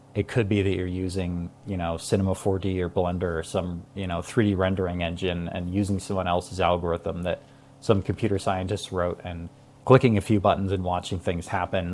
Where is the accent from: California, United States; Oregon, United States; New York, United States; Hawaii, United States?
Hawaii, United States; I grew up in Hawaii